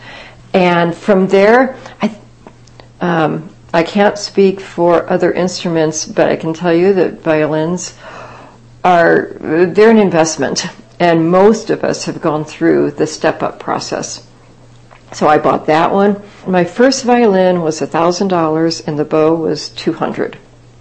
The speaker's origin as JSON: {"language": "English", "region": "Kansas", "country": "United States", "tie": "born or raised there", "moved": "yes", "said": "It was a small town I grew up in Kansas"}